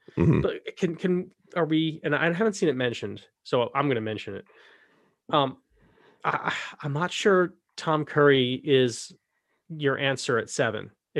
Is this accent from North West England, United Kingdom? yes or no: no; Scotland, United Kingdom; I'm from Scotland. So it's nice to be able to give them a shout.